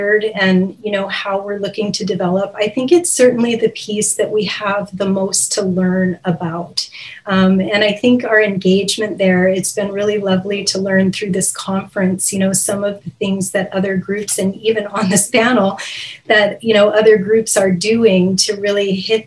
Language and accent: English; California, United States; moved away as an adult; now in British Columbia, Canada; I actually am a native Californian, and I moved to British Columbia just 4 years ago